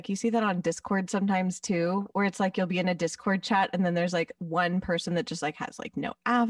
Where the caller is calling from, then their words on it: West Hollywood, California, United States; I am calling from West Hollywood.